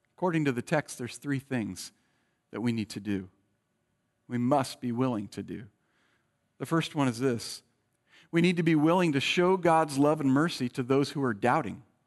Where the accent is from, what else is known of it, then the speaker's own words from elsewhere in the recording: Bay Area, California, United States; moved away; I was born in the Bay Area